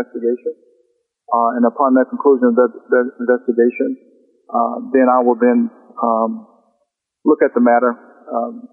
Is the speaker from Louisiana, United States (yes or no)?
yes; South Louisiana, United States; now in North Louisiana, United States; I was born and raised in South Louisiana